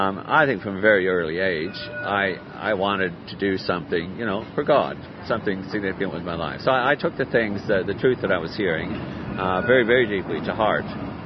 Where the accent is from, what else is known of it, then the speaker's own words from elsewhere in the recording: New York, United States; also born or lived in California; now in Australia; I was born in New York, so the accent's a bit stronger there, and maybe even a little bit Canadian.